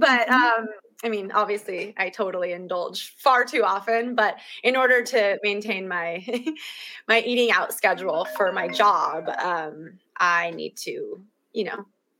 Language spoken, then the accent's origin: English; San Diego, California, United States; growing up in San Diego